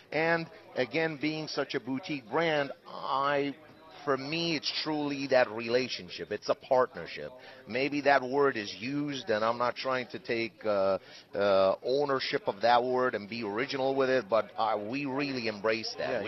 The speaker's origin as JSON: {"language": "English", "country": "United States", "said": "as an American, I uh, and as we know as business people, there's always two things in the in the business world."}